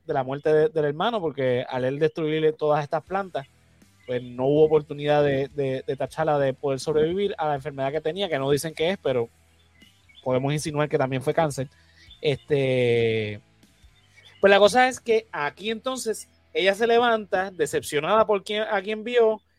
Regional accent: Puerto Rico

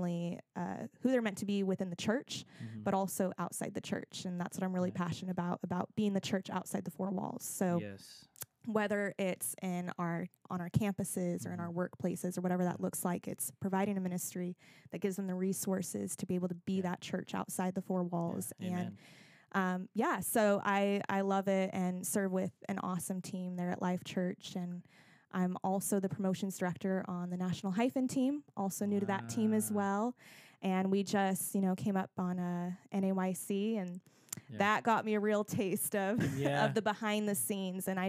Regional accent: Monterey Bay Area, California, United States; moved away as an adult; also born or lived in San Jose, California; now in Southern California, United States; I grew up more in the Monterey Bay Area.

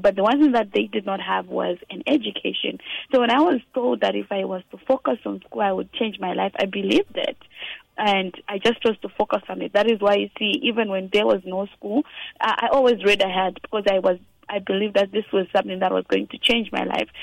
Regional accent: Gokwe, Midlands, Zimbabwe; I was born in Gokwe, 1997

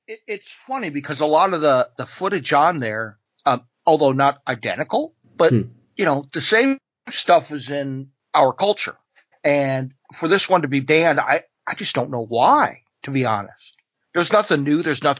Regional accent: United States; as an American

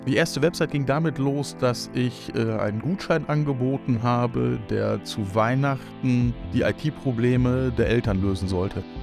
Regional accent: Northern Germany, Germany; now in Cologne, Germany; Ich bin quasi das klassische Nordlicht und am Ende dann doch in Köln gestrandet

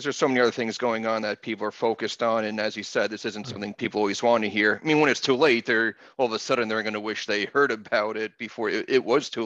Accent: New Jersey, United States; moved away; where I grew up in New Jersey in the 80s

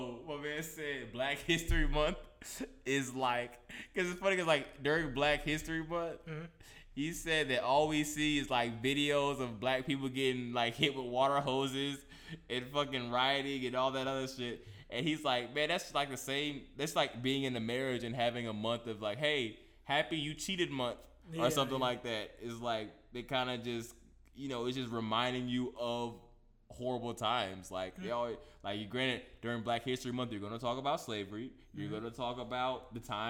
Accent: Tennessee, United States; I'm from Tennessee

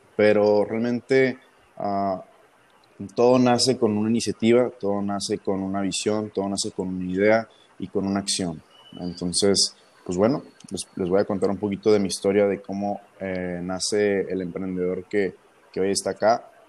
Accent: Ensenada, Baja California, Mexico; moved away as an adult; now in Monterrey, Mexico; tengo 22 años, soy de Ensenada, Baja California.

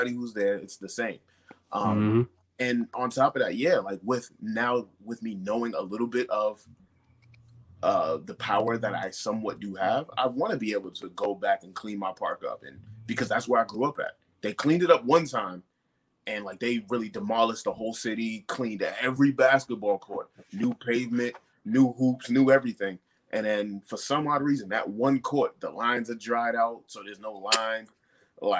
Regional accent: Brockton, Massachusetts, United States; growing up in Brockton

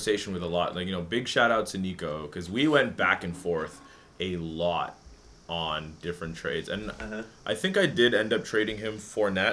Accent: Canada; being a Canadian

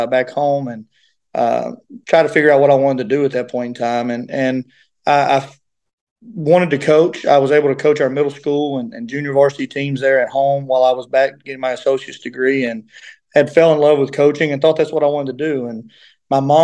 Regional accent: Grundy, Virginia, United States; moved away as an adult; now in Pikeville, United States; I'm from Grundy, Virginia

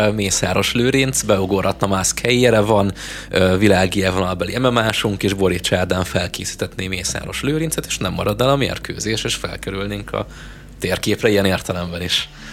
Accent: Hungary

